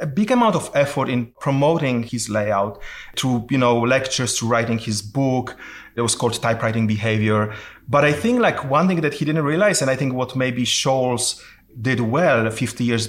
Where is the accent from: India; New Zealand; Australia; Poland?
Poland; moved away; I'm originally from Poland